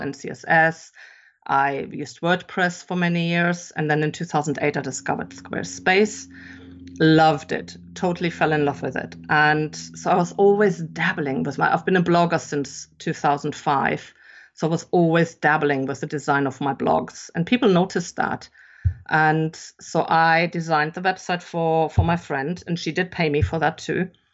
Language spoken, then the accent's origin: English; Germany; English is a second language; moved away as an adult; also born or lived in England; I'm actually German. I grew up in Germany and I've spent most of my adult life living abroad, though